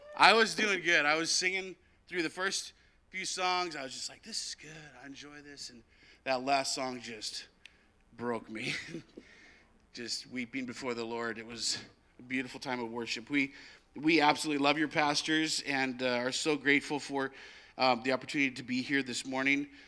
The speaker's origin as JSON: {"language": "English", "country": "United States", "moved": "yes", "lives_now": "Canada", "said": "I'm from America"}